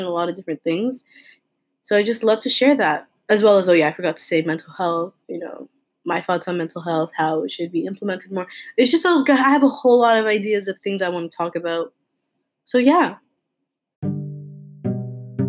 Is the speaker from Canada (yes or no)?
yes; Toronto, Ontario, Canada; I was born and raised in Toronto, Canada